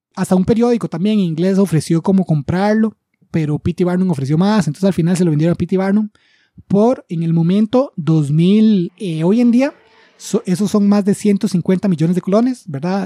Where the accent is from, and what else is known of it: Costa Rica